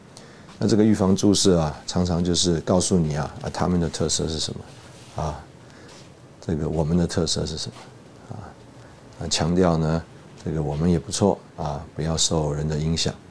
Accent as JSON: {"language": "Chinese", "country": "Taiwan", "lives_now": "Russia", "said": "我因为我们从台湾来，那也有很多弟兄姊妹啊，对我们非常的关心照顾"}